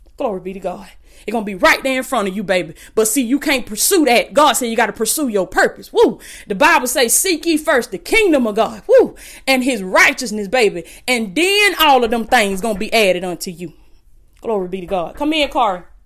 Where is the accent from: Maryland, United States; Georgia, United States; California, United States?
Georgia, United States; Blakely; I came from Willis Kane Projects in Blakely, Georgia. The projects, food stamps